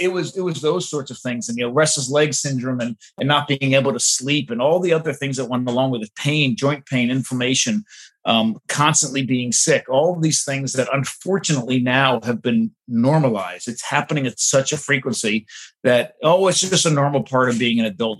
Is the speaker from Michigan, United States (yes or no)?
no; suburbs of New York City, New Jersey, United States; I grew up in the suburbs of New York City, right near the beach